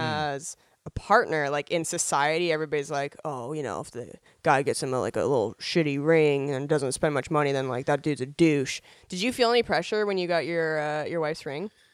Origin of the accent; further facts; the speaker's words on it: Spokane, Washington, United States; moved away as an adult; also born or lived in Seattle; now in Los Angeles, United States; being born and raised in Spokane